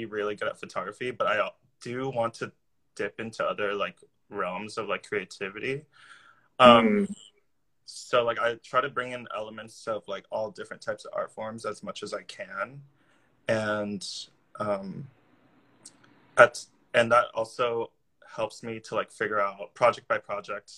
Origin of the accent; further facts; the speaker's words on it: Orange County, California, United States; moved away as an adult; now in New York, United States; I'm actually from Orange County, California, which is south